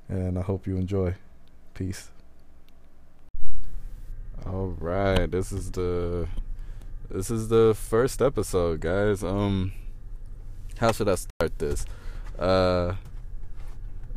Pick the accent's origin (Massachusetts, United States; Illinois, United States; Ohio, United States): Ohio, United States; Trotwood; I grew up a little bit outside of Dayton in a place called Trotwood